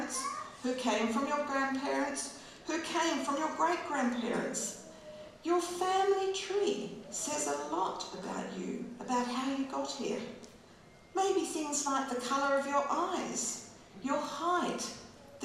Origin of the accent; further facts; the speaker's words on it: Geraldton, Western Australia, Australia; also born or lived in Wycheproof, Victoria / the wheat belt, Western Australia; when I was 3 years old, I moved from Victoria to a farm near Geraldton